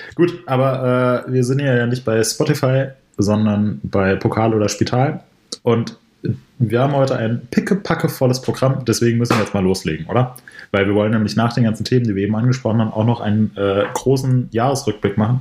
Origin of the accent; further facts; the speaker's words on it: Ober-Mörlen, Hesse, Germany; moved away; ich bin gerade in meinem Elternhaus